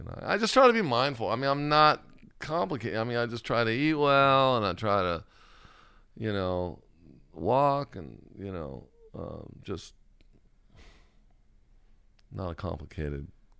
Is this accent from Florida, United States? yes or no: no; California, United States; I grew up in Orange County. I mean, I was surfing when I was 9 years old.